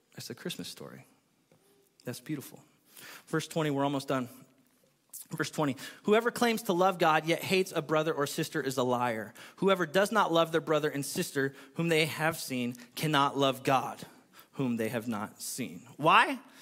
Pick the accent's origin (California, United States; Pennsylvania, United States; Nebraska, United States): California, United States; moved away; I'm from California